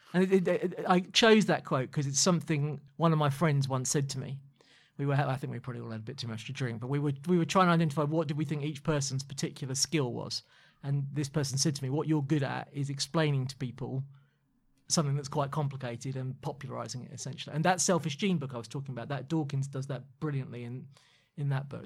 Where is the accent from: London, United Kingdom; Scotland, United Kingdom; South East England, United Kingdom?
London, United Kingdom; as a Londoner